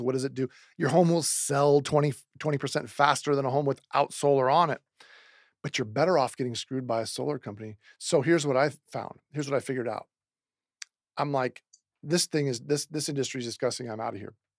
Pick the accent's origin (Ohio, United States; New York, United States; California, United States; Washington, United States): Washington, United States; Seattle; now in Phoenix, United States; I'm from Seattle, Washington originally.